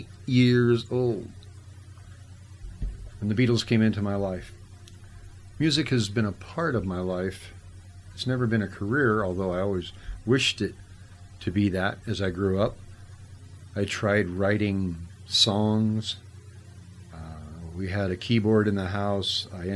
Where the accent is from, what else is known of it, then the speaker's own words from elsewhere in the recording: Whittier, California, United States; where I grew up in Whittier, Whittier had Lovell's records